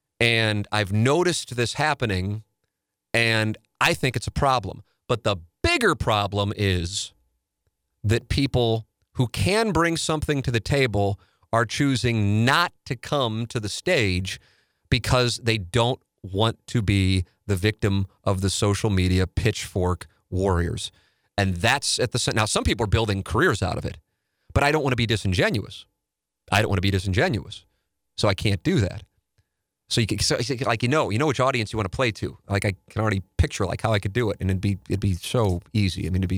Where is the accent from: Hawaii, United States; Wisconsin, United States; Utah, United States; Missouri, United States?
Missouri, United States; St. Louis; And I talk about me observing growing up in South City, the race problem that I without question believe is the case, that I know pisses some people off in St. Louis when I say it